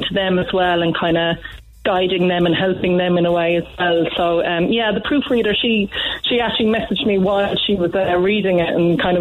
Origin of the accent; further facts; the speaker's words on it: Cork, Munster, Ireland; I am not from Youghal. I'm from Douglas